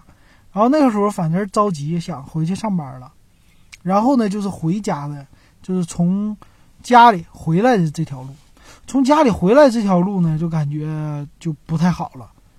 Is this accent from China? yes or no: yes; Northeast China, China; accent: Northeastern Mandarin; 大家尤其我们这说东说东北话的啊，我就感觉去东北，去那个北京说东北话，就感觉受到歧视。也不知道是我自己自卑的感觉，还是说真的受到歧视。反正就我这东北味儿一张口